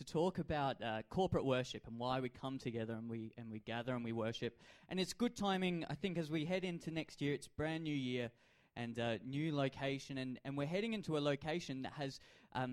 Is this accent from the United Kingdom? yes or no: no; Adelaide, South Australia, Australia; I grew up in Adelaide and I support the Adelaide Crows